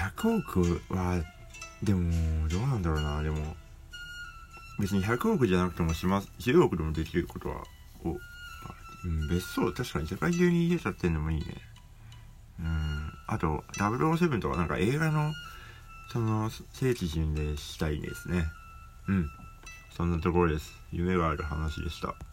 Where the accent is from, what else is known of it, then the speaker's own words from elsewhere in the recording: Hokkaido, Japan; 北海道って私の地元ですけど